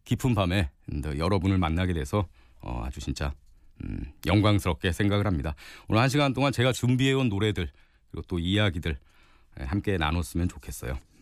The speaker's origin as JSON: {"language": "Korean", "town": "Gangneung", "region": "Gangwon", "country": "South Korea", "said": "강원도 강릉에서 왔습니다. 네, 강원도 강릉에 살고 있는 43살 아저씨고요."}